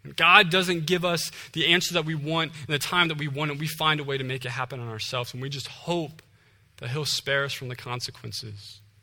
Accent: Ohio, United States; moved away as an adult; I'm originally from Ohio.

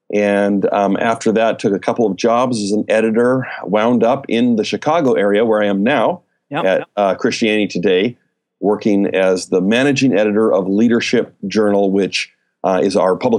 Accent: Calgary, Alberta, Canada; moved away as an adult; now in United States; I grew up in Canada. Okay. In the Calgary, Alberta area. My dad was a pastor up there. I moved down to the States when I was, 22.

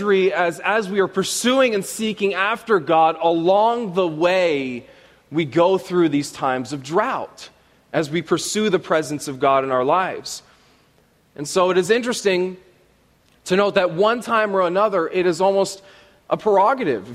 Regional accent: Canada; I am Canadian

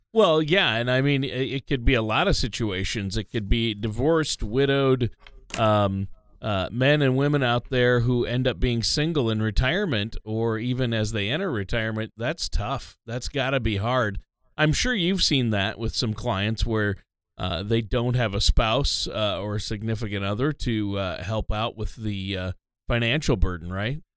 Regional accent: Minnesota, United States; I'm from Minnesota

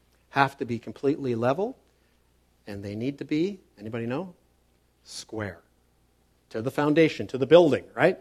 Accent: Toronto, Ontario, Canada; When I grew up in Toronto, he was a general manager of a construction company

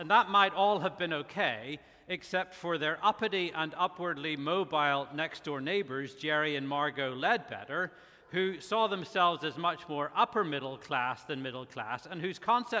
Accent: Belfast, Northern Ireland, United Kingdom; As you may be able to tell, I'm not originally from here. I grew up in Belfast, Northern Ireland, pastored in Ireland for quite a while. To my chagrin, I've lost quite a bit of my accent

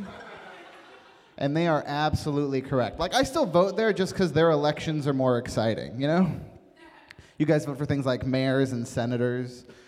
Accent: West Virginia, United States; moved away; I come from West Virginia originally

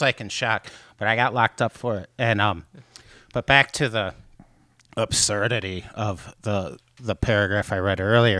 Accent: Michigan, United States; moved away as an adult; now in Chicago, United States; my home state of Michigan

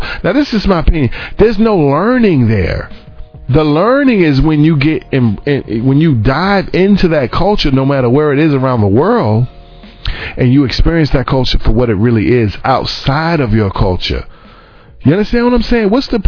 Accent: New York City, New York, United States; And I'm from, like, I'm really born and raised in New York City. I know I don't really sound like it. And by the way, I'm very proud of that, because New York is real

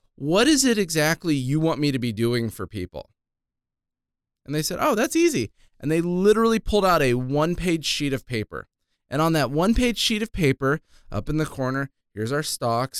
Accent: Ventura, California, United States; moved away as an adult; also born or lived in Palm Desert, California; I grew up in Ventura, I moved away when I joined the Army.

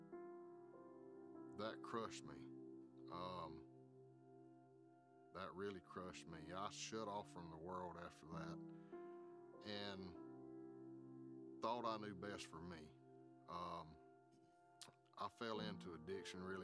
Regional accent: South Georgia, United States; Growing up in South Georgia

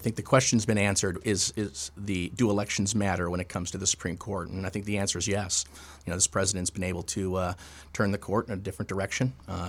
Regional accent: Chicago, Illinois, United States; I grew up in the South Side, so I grew up in St. Thomas More, 79th and Western, right in that neighborhood.

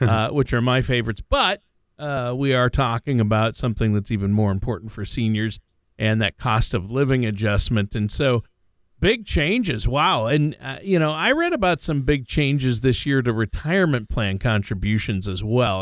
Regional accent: Minnesota, United States; also born or lived in Los Angeles; now in Tennessee, United States; I grew up in Minnesota, and then I lived in L A for a while

